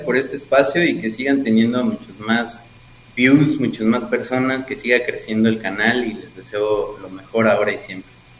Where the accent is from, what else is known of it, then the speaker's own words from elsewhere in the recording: Mexico; nuestra cosmovisión como mexicanos